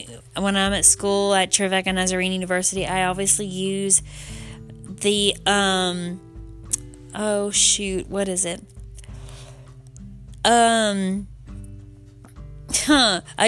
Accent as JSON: {"language": "English", "region": "the South", "country": "United States", "said": "I'm from the South"}